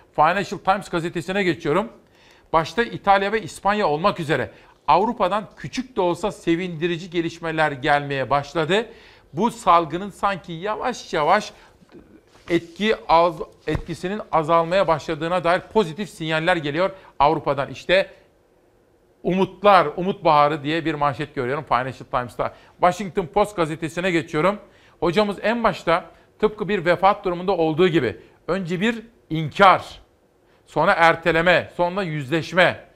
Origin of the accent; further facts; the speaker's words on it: İzmir, Turkey; memleketimden bir manzara